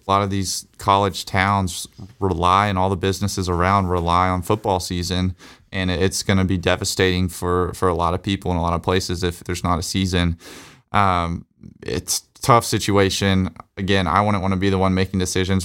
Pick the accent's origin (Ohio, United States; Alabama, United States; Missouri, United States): Alabama, United States; Growing up in Alabama